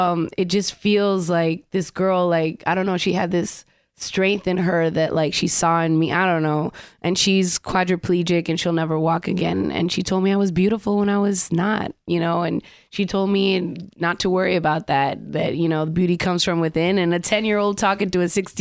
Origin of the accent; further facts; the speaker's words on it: Dominican Republic; I'm from the Dominican Republic